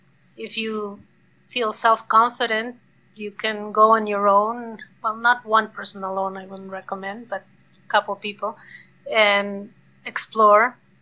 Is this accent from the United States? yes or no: no; Quito, Pichincha, Ecuador; also born or lived in Montreal, Canada; I was born in Quito, the capital of Ecuador, and especially in those days, it was a beautiful city surrounded by mountains, surrounded by the Andes.